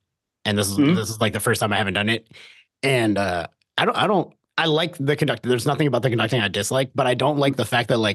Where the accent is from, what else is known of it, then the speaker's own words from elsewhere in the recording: Virginia, United States; I grew up in Virginia.